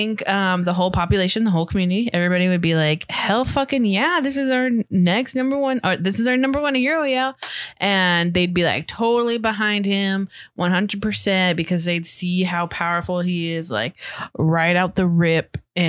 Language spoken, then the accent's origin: English; California, United States; Know that I'm from California. I think we make it very obvious.